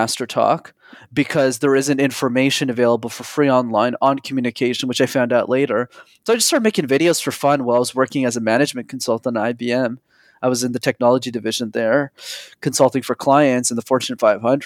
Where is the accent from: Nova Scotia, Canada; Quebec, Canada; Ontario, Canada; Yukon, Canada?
Quebec, Canada; Montreal; I grew up in Montreal